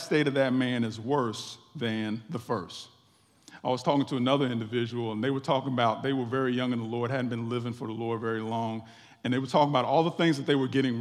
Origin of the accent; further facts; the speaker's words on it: West Virginia, United States; moved away; I went back to my home state of West Virginia